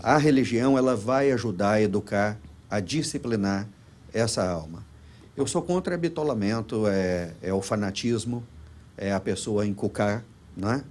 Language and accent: Portuguese; Goiás, Brazil; moved away as an adult; also born or lived in Los Angeles, United States; now in Florida, United States; somos de Goiás